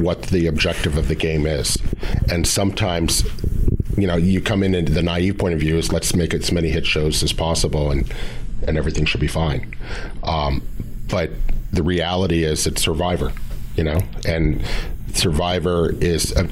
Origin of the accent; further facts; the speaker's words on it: Pasadena, California, United States; I grew up in Pasadena